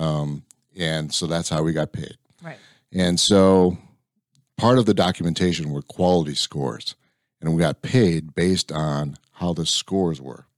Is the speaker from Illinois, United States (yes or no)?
yes; Lansing, Illinois, United States; moved away as an adult; also born or lived in Valparaiso, Indiana; now in Texas, United States; So I grew up on the south side of Chicago